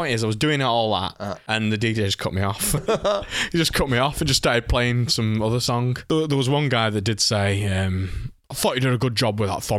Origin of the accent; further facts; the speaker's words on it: the north of England, United Kingdom; accent: northern; It's my northern accent.